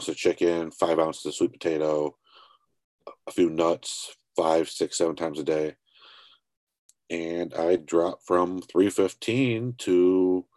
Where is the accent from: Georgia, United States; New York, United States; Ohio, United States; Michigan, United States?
Ohio, United States; Tiffin; I am from Ohio. Tiffin, more specifically, is kind of middle of nowhere.